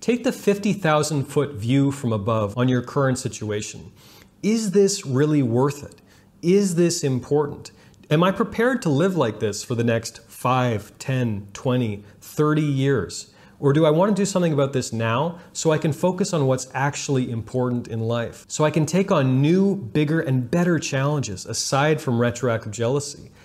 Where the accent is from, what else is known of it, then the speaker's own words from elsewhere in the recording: Canada; I'm Canadian